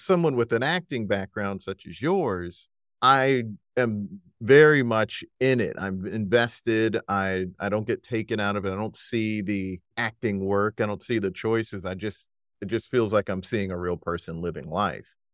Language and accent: English; South Carolina, United States; also born or lived in Brooklyn, New York; now in New York, United States; I'm currently in Brooklyn, New York, but I'm from South Carolina originally